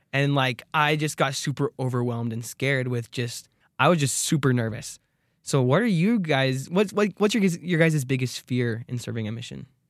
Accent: Arizona, United States; I'm from Arizona

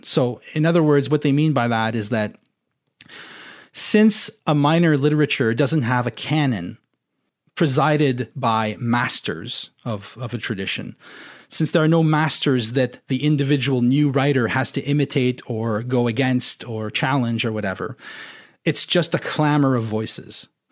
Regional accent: Ontario, Canada; first language French; English is a second language; I grew up in Ontario

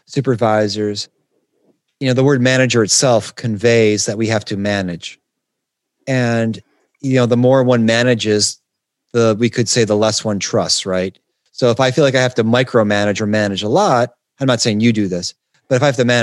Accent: Detroit, Michigan, United States; I'm from Detroit

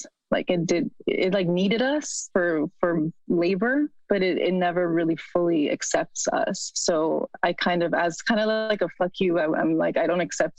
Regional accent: Mexico; now in United States; To say that I'm also American, it's very, I mean, both are very political terms, right?

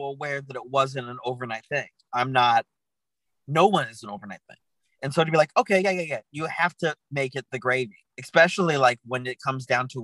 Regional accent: Tucson, Arizona, United States; moved away as an adult; now in Los Angeles, United States; I'm from Tucson, Arizona

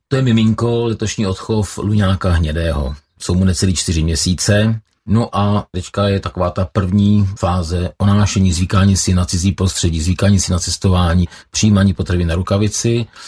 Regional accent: Kladno, Central Bohemian Region, Czechia; Já jsem vyrůstal na Kladně se svými kamarády Petrem Caltou a Mírou Wernerem.

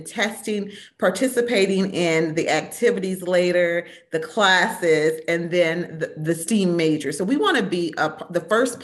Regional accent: Minnesota, United States; Growing up in Minnesota in the 70s

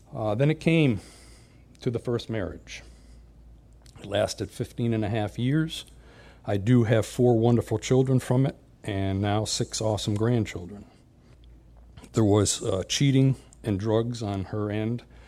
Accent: Springfield, Massachusetts, United States; born or raised there; moved away

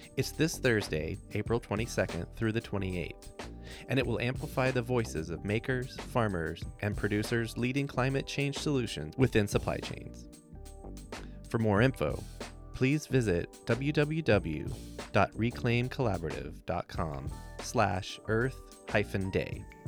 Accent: Texas, United States; I'm from Texas

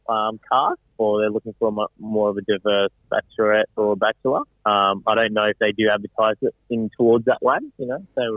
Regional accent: Brisbane, Queensland, Australia; born or raised there

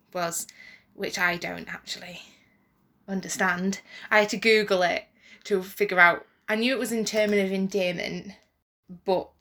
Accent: United Kingdom; we're British

